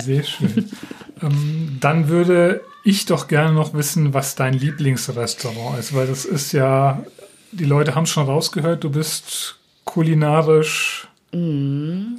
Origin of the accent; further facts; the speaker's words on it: Rheingau-Taunus, Hesse, Germany; now in Schleswig, Germany; Ich bin ja ein, ein Kind des Rheingau-Taunus